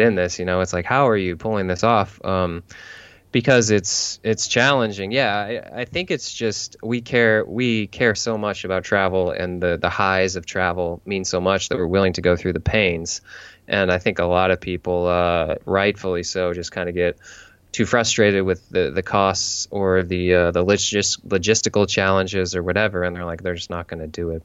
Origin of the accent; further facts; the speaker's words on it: St. Louis, Missouri, United States; moved away as an adult; now in San Diego, United States; I grew up in St. Louis